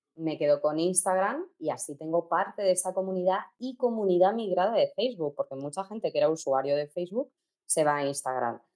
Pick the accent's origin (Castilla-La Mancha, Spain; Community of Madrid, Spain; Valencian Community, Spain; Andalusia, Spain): Castilla-La Mancha, Spain; Yo soy manchega y no sé inglés